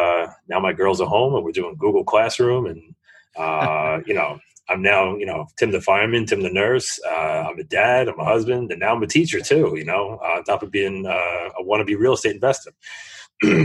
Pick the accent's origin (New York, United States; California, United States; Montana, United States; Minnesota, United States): New York, United States; New York City; I'm from New York City